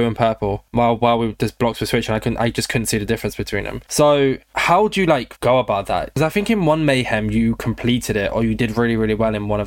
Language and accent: English; United Kingdom; also born or lived in London; I'm also from the South